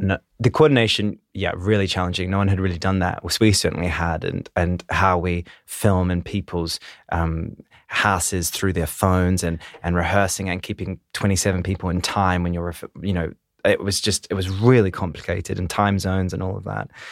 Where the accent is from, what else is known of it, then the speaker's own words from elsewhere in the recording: Christchurch, Canterbury, New Zealand; moved away; I come from Christchurch, New Zealand, originally